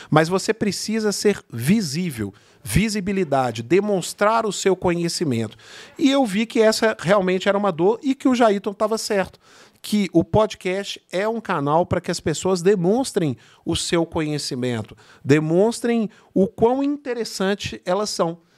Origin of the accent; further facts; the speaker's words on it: São Bernardo do Campo, São Paulo, Brazil; o Jailton é meu vizinho, nós somos de São {S0} Bernardo.